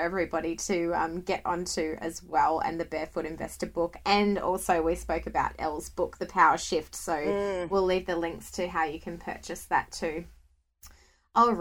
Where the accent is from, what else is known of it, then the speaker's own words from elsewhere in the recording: Scotland, United Kingdom; I'm from Scotland. So being from the UK